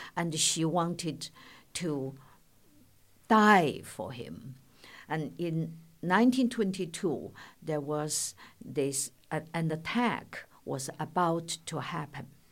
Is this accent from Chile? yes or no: no; China; moved away; when I was growing up in China